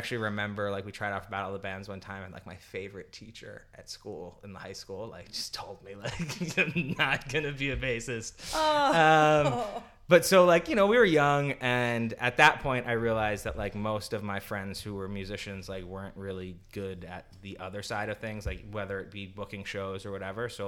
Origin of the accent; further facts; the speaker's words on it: New York City, New York, United States; I'm from New York